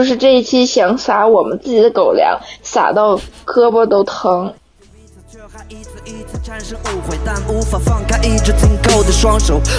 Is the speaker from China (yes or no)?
yes; Northeast China, China; 我是东北人呀。